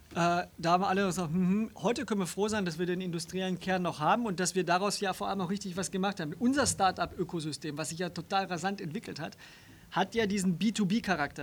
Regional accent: Stuttgart, Baden-Württemberg, Germany; moved away; Ich bin in Stuttgart geboren und groß geworden.

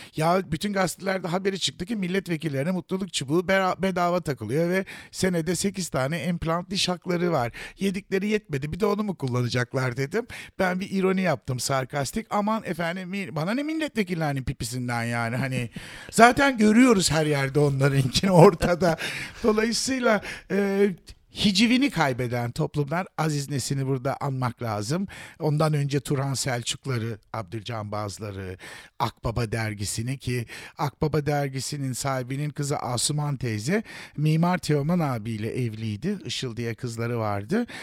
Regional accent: Turkey; benim ülkemin

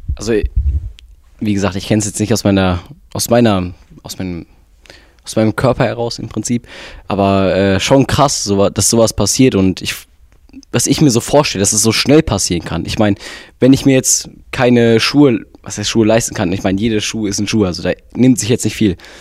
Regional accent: North Rhine-Westphalia, Germany; Wir sind ja beide in Nordrhein-Westfalen geboren und leben hier

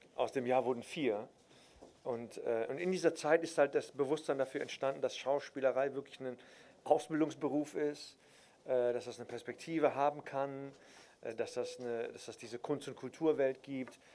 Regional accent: Cologne, North Rhine-Westphalia, Germany; also born or lived in Berlin; wenn du halt in, in Köln-Nippes geboren wirst

